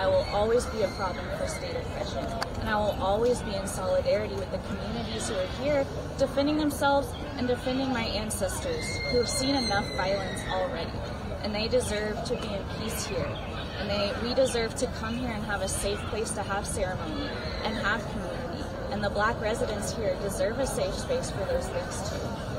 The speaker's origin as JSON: {"language": "English", "region": "Oklahoma", "country": "United States", "said": "I came from the Muscogee Creek Nation Reservation in Indian Territory, Oklahoma. Seven generations ago, in 1832, my people were forcibly removed from this land, walked the Trail of Tears all the way to Oklahoma."}